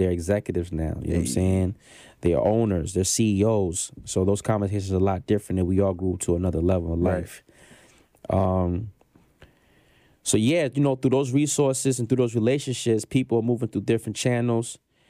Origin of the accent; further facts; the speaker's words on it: Brooklyn, New York, United States; also born or lived in Anchorage / Baltimore / Denton / Killeen; Yes, I'm from Panama. Soy siento por ciento panameño. {S1} Ooh. {S3} You know what I'm saying? So let's start there. That's the origin, right? Okay. Born in Brooklyn.